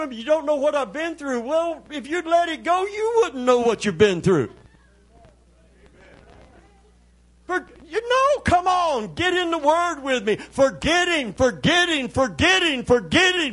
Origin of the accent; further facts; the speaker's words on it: Middlesboro, Kentucky, United States; moved away; I was born in Middlesboro, Kentucky.